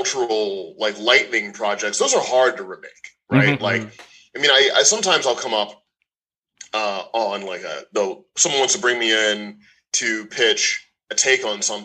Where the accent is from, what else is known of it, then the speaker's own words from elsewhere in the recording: Missouri, United States; moved away; I'm from Missouri